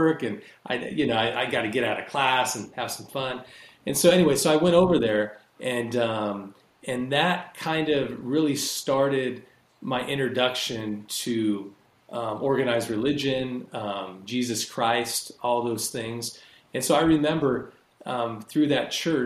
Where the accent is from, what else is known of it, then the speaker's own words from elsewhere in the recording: Rancho Cucamonga, California, United States; also born or lived in Ontario, California; I grew up down in Southern California. I grew up kind of in near, do you guys know where Rancho Cucamonga is?